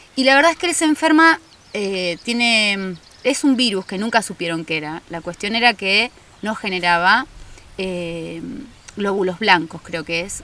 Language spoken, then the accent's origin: Spanish; Mar del Plata, Buenos Aires Province, Argentina; now in Capilla del Monte, Argentina; soy marplatense, nací en Mar del Plata, en la provincia de Buenos Aires